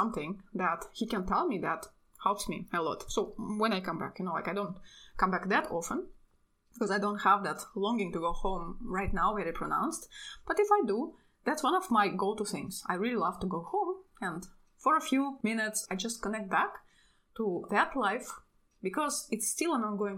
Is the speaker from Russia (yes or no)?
yes; Russia; now in Europe; I'm from Russia. My entire family actually lives in Russia. But I live in Europe